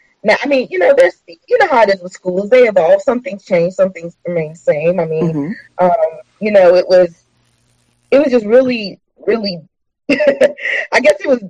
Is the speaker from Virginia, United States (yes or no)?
yes; Hampton, Virginia, United States; I grew up in Hampton, less than 5 minutes from Langley Air Force Base